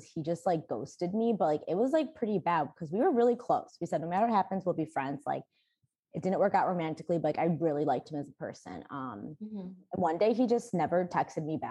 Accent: Barrington, United States; moved away; in Barrington, back in my hometown

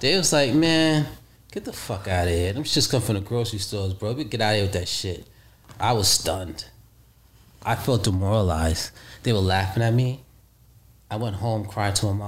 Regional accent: New York City, New York, United States; also born or lived in Costa Rica; I'm from the streets of Brooklyn, New York

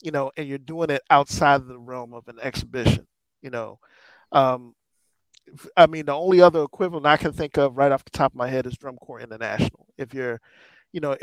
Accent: Washington, District of Columbia, United States; I'm a DC kid, and I mean, when I grew up on Howard and Norfolk State

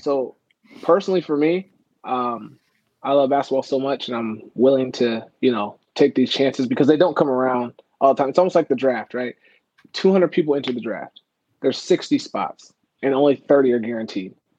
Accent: Las Vegas, Nevada, United States; also born or lived in Oklahoma / Reno, Nevada; now in Orlando, United States; I'm originally from Oklahoma. Uh, so I was like born small town Oklahoma. My parents moved to Nevada, so I like grew up. Uh, I was in Las Vegas.

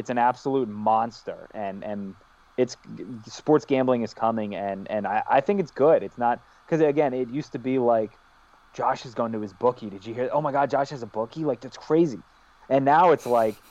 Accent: Howard County, Maryland, United States; also born or lived in Montgomery County, Maryland; I grew up in Howard County. I was born in Montgomery County, which is Redskin territory. We moved 5 minutes up the road to Howard County

